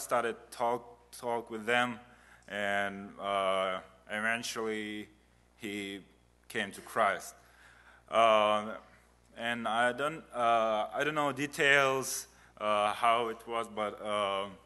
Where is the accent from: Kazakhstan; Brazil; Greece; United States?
Kazakhstan; English is a second language; also born or lived in Uzbekistan; I was born in Uzbekistan. It's a country neighbor to Kazakhstan. And when I was 3 months, my family moved to Kazakhstan.